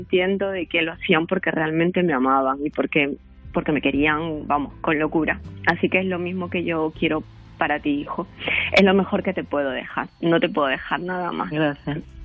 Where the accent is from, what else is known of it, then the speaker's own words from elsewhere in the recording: Peru; moved away as an adult; now in Spain; yo soy de, bueno, somos de Perú.